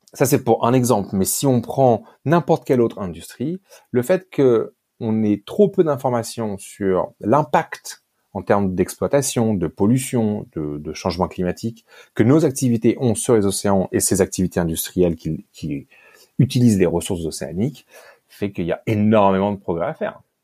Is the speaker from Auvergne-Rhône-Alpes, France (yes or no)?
no; Paris, Île-de-France, France; moved away as an adult; also born or lived in Great Britain; now in Cape Town, South Africa; je suis français. Euh, euh j'ai je suis né, j'ai grandi à Paris